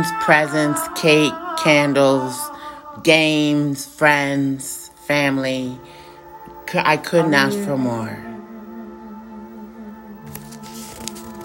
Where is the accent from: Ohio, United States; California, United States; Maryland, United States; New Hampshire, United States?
Maryland, United States; Prince George's County; also born or lived in Washington, D.C. / Bethesda, Maryland; I was born in Prince George's County, I was transferred to Washington, D.C.